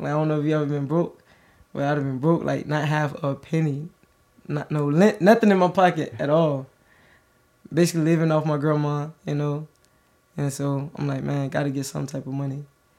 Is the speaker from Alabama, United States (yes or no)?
yes; Birmingham, Alabama, United States; I'm from Birmingham, Alabama. I was born June 23rd, 1996. I'm 25 years old